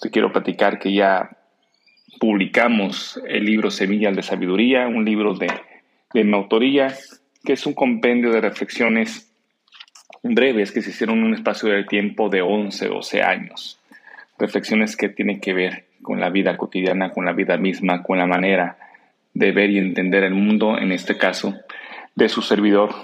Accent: Mexico; a mi nación, a México

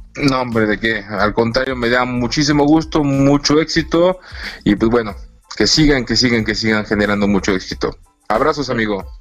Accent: Mexico City, Mexico

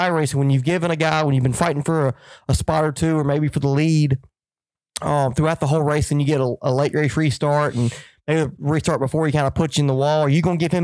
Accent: Texas, United States; I'm from Texas

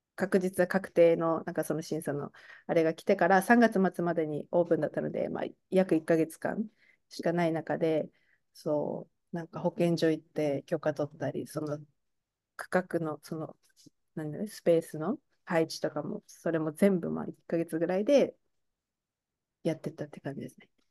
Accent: Tochigi, Japan; also born or lived in United States / Taiwan / Mashiko, Tochigi; 私の出身もまあ栃木県で、もうちょっとなんか田舎っていうか、あんまり全然なんか有名じゃないっていうか、まあ、田舎に住んでいたので

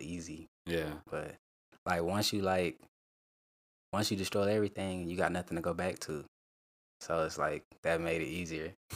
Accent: Rock Hill, South Carolina, United States; I'm from Rock Hill, South Carolina.

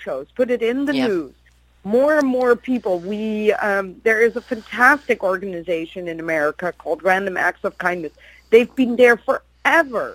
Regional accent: Netherlands; I'm from Holland

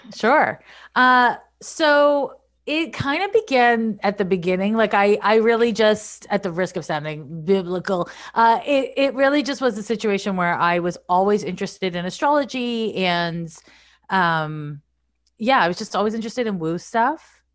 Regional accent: Montreal, Quebec, Canada; moved away as an adult; also born or lived in San Francisco; I'm from Montreal, I moved to San Francisco in nineteen ninety-four

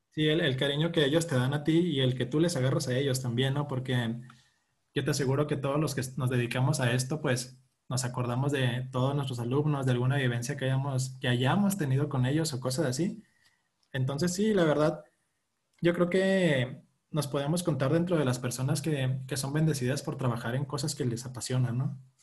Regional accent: Chihuahua, Mexico; Yo, yo soy de aquí de Chihuahua, de hecho yo estoy en Chihuahua

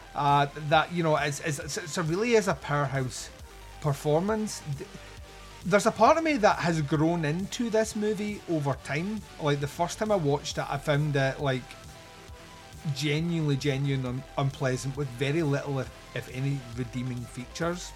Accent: Scotland, United Kingdom; I'm Scottish

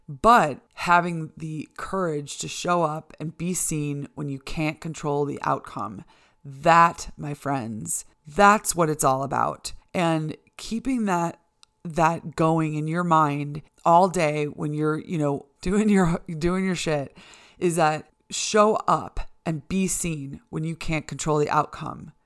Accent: Chicago, Illinois, United States; moved away as an adult; now in Boise, United States; I'm from Chicago, uh, you know, born and raised in the Chicago suburbs and lived in the city for almost ten years

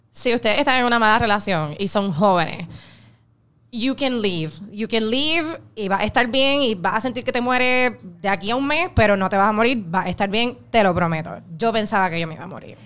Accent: Caguas, Puerto Rico; yo soy de Caguas

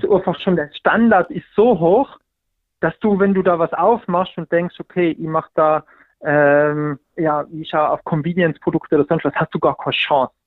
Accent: Pitztal, Tyrol, Austria; moved away; ich komme aus dem hintersten Winkel vom, vom Bitztal, wirklich, also 100 Einwohner

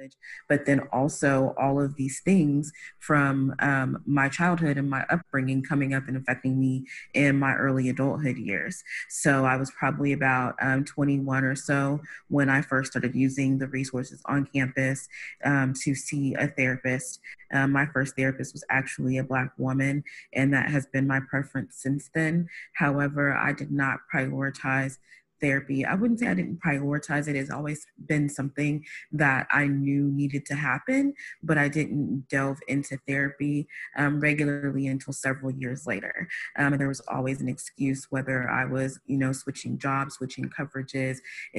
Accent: Midwest, United States; I was, born and raised in the Midwest.

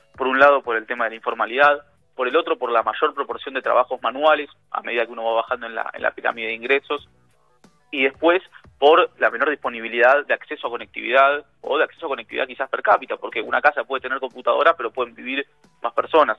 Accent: Argentina; nosotros, los argentinos

